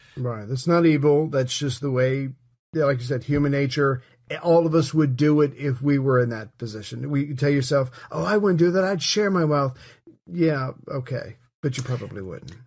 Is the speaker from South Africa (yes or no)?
no; United States; As an American